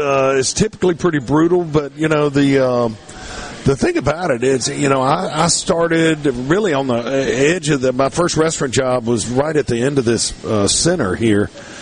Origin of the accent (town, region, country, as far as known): Hattiesburg, Mississippi, United States